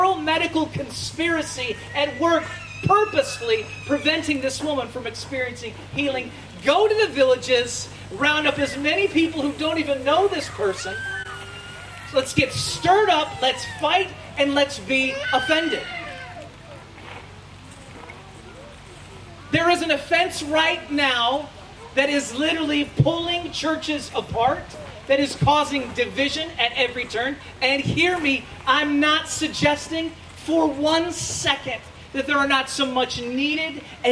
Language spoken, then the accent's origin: English; United States; As an American